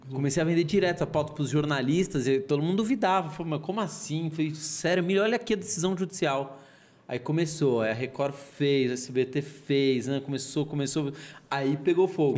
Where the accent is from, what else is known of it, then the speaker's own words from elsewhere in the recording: São Paulo, Brazil; accent: São Paulo; Nasci na Vila Mariana, era um apartamento de 50 metros quadrados, dois quartos